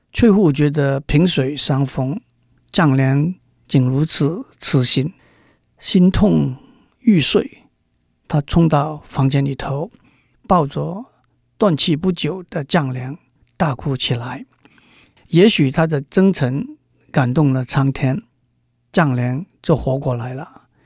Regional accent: Macau; moved away as an adult; also born or lived in Guangzhou, Guangdong, China; now in Taiwan; 我在澳门度过童年的岁月

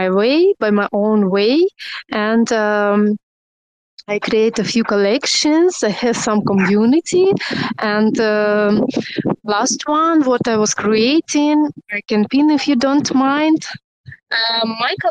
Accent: Russia; English is a second language; moved away as an adult; now in Turkey; I'm normally from Russia, but I'm living in Turkey like 7 years already

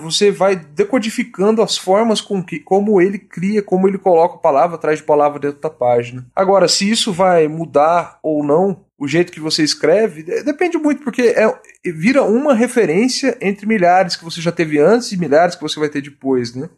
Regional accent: Cuiabá, Mato Grosso, Brazil; eu sou de Cuiabá, Mato Grosso

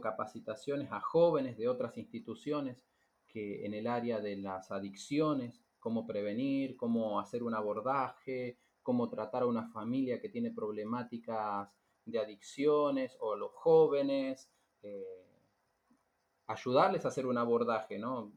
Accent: Argentina; moved away as an adult; now in Cape Verde; somos misioneros también de Argentina

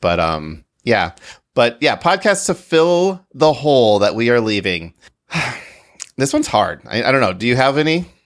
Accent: Grand Rapids, Michigan, United States; I grew up in Grand Rapids

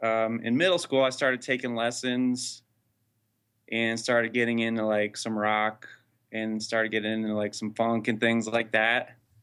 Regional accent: Morristown, New Jersey, United States; I'm actually originally born and raised in New Jersey, Morristown.

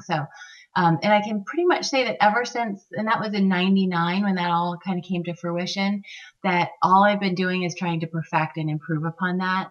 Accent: Maine, United States; Maine is my home state.

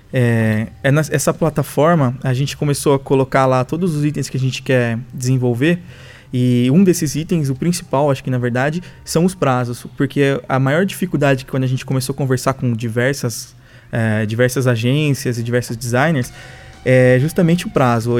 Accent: São Paulo, Brazil; moved away as an adult; now in Ribeirão Preto, Brazil; eu sou de São Paulo, mas eu, meus pais vieram para cá e aí depois eu vim para cá também

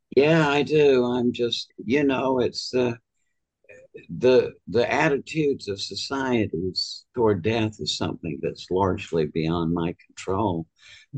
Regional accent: Georgia, United States; I was from Georgia where I went to medical school.

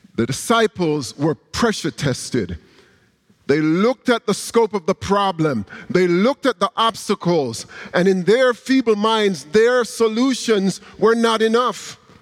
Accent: Jamaica; moved away; a young Christian growing up in Jamaica

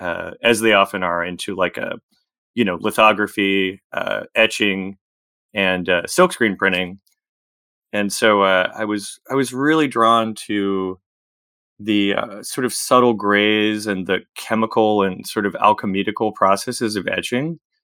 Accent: Virginia, United States; I grew up kind of in the Shenandoah Valley, between Winchester, Virginia, and Front Royal, Virginia, on a farm there, a small farm.

